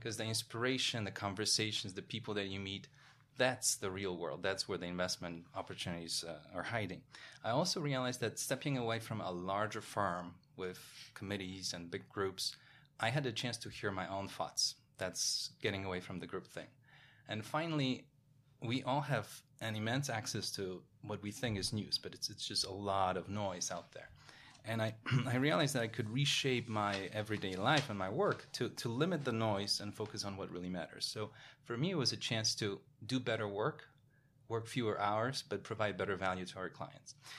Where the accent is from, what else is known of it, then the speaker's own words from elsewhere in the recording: Poland; moved away as an adult; also born or lived in Paris, France; now in New York, United States; being born in Poland in nineteen eighties during communism, growing up in Poland